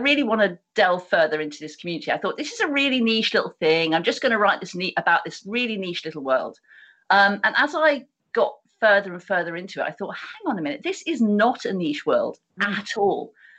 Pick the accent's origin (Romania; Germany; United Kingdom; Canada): United Kingdom; how we as British people, because it's a very specific phenomena to this country.